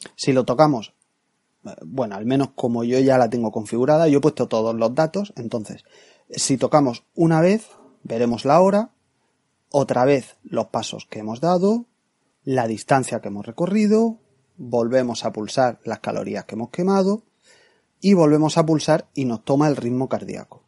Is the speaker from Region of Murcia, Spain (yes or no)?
yes; Murcia, Region of Murcia, Spain; now in Seville, Spain; yo soy de Murcia, aunque no vivo allí, vivo ahora en Sevilla